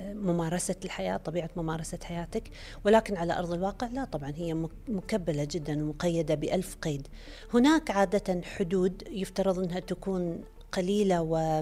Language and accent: Arabic; Kuwait